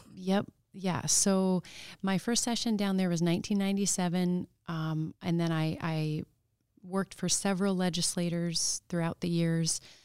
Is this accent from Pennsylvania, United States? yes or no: no; Palmer, Alaska, United States; also born or lived in Anchorage, Alaska; I, um, count myself as born and raised in Palmer, even though I was born in Anchorage. And then, um, we moved out to the valley when I was two